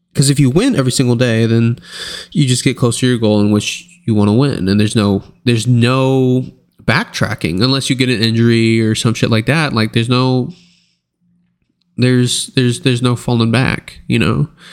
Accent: United States; I'm American.

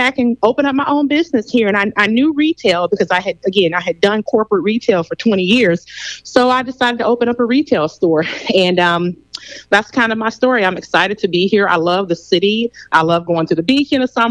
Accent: Benton Harbor, Michigan, United States; moved away as an adult; I am from Benton Harbor, Michigan, and I went to Benton Harbor High

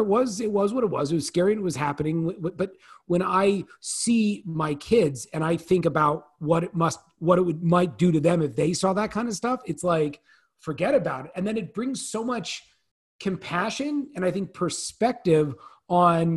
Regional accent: Northern California, United States; I grew up in Northern California

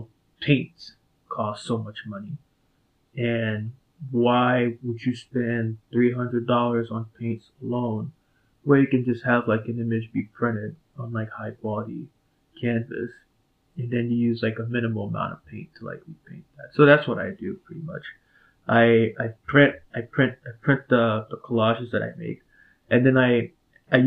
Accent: Port-au-Prince, Ouest, Haiti; now in Chicago, United States; I'm from Port-au-Prince, Haiti. I grew up there

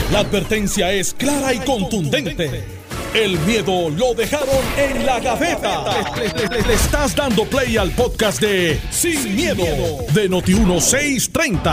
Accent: Puerto Rico; como puertorriqueño

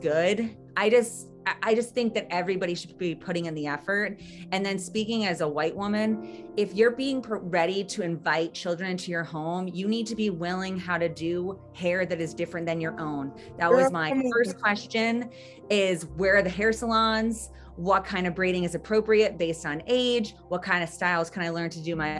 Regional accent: United States; growing up in America

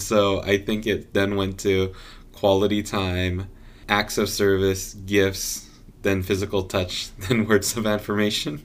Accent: Southern California, United States; now in Portland, United States; we're from Southern California

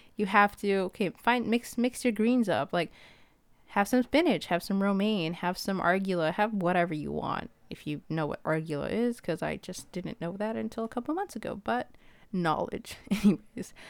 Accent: Ethiopia; I'm from Ethiopia

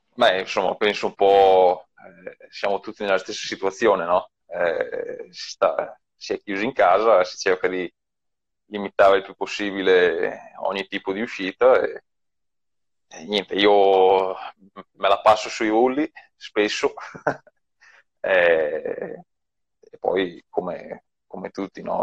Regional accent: province of Mantua, Lombardy, Italy; io ho visto una corsa qua nel mio paese quando avevo sei anni

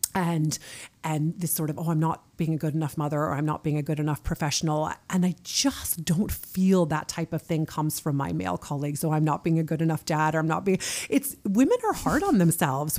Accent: United States; moved away as an adult; now in Norway; I'm American and I'm leading this team in Norway.

